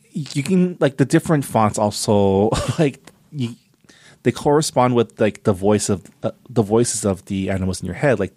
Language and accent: English; Canada; I am also Canadian